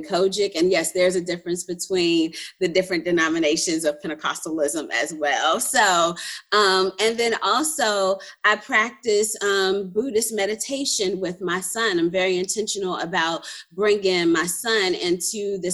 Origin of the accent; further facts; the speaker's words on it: Petersburg, Virginia, United States; I'm a native of Petersburg, Virginia, very proud to be a native of Petersburg, Virginia